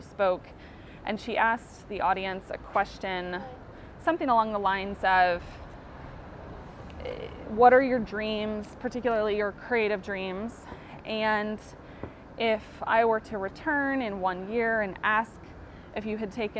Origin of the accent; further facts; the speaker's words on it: Kansas, United States; moved away as an adult; now in Florida, United States; I was actually born and raised in Kansas, which is in the central United States